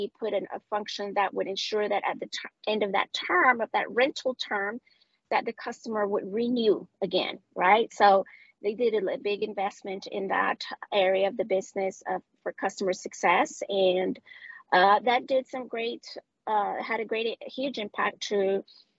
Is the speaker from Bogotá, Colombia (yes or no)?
no; Medellín, Antioquia, Colombia; first language Spanish; English is a second language; moved away as an adult; now in United States; I am from Medellin, Colombia, Medellin specifically